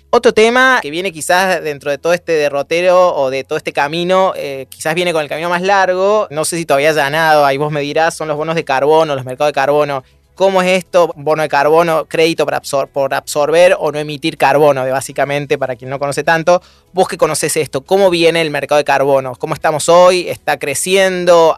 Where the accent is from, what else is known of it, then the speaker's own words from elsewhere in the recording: Argentina; Argentina, hoy vivimos una coyuntura complejísima